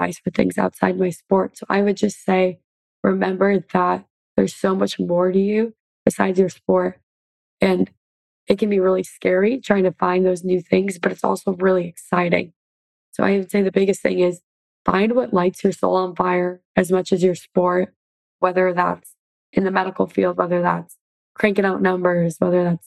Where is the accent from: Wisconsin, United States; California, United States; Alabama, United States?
Wisconsin, United States; Oshkosh; moved away; I was able to help raise money for my hometown. We raised together over $100,000 and built a new softball field in Oshkosh, Wisconsin.